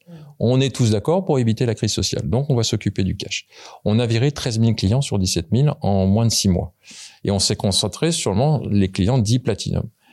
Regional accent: Paris region, Île-de-France, France; je suis né en région parisienne

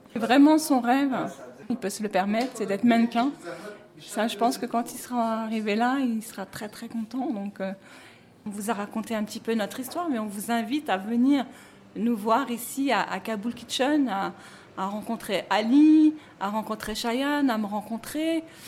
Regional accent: Paris, Île-de-France, France; je suis née en France, j'ai grandi en France, je suis parisienne

